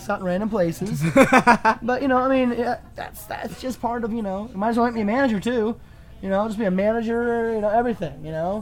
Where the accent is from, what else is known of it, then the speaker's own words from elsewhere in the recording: Belle Plaine, United States; we're from Belle Plaine